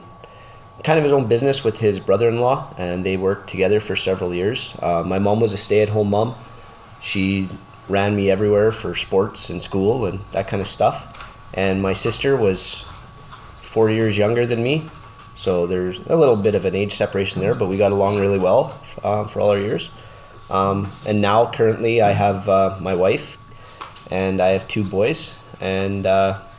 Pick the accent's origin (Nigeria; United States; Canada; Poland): Canada; Lloydminster; I grew up in Lloyd. We moved here when I was 4 years old